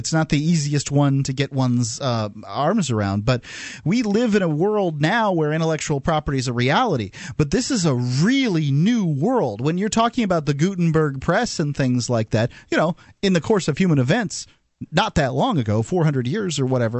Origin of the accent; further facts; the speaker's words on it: Sarasota, Florida, United States; I'm from Sarasota, Florida.